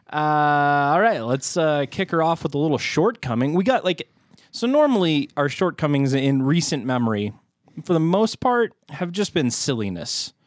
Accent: United States; we are American

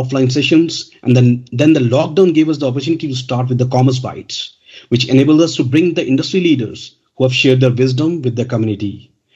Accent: India; now in United Kingdom; I'm from India, but now I'm settled in the United Kingdom

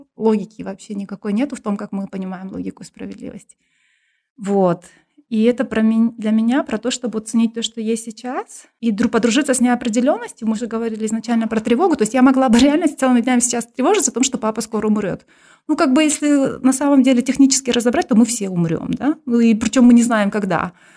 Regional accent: Kyrgyzstan; also born or lived in England; я там, городская кыргызка, которая училась в русскоязычной школе

